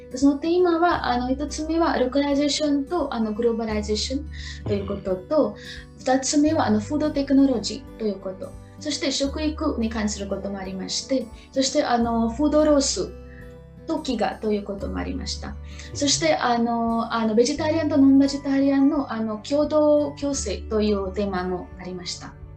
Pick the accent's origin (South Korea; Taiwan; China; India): India; Maharashtra; Japanese is a second language; moved away as an adult; now in Niigata, Japan; 出身はインドのマハラシュトラ州のシーです。